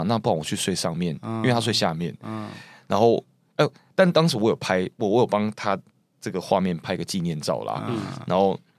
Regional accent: Taiwan; 我没有，我当时真的没有办法洗澡，因为我一个台湾人，然后我没有来过这么冷，我真的要。

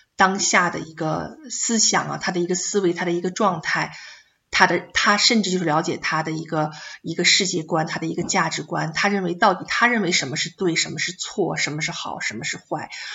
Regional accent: China; moved away as an adult; now in Australia; 我们中国人

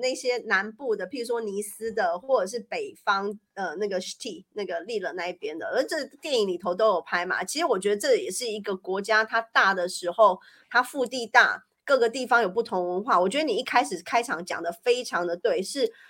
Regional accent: Paris, Île-de-France, France; now in Switzerland; 然后我觉得在瑞士就非常的一板一眼，让我这种从巴黎来的人就觉得生活的很有

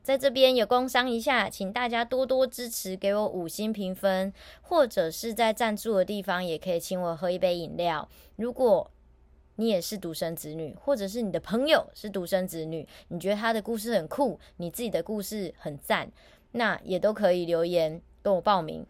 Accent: Taiwan; 我也是台湾人

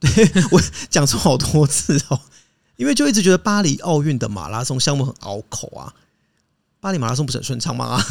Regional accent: Hakka, Taiwan; 我是客家人。 骄傲的客家人

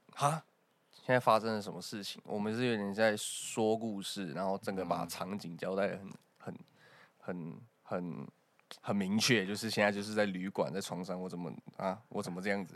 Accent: Taichung, Taiwan; 我台中北屯。

